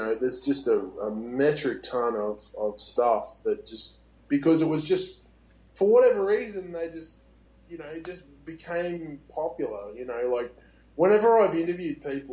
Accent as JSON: {"language": "English", "country": "Australia", "said": "I'm Australian"}